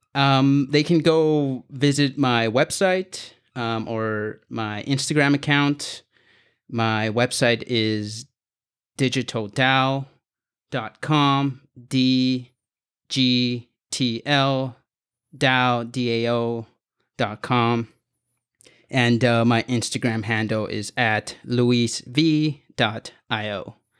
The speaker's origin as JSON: {"language": "English", "town": "Los Angeles", "region": "California", "country": "United States", "said": "I'm from Los Angeles in San Fernando Valley"}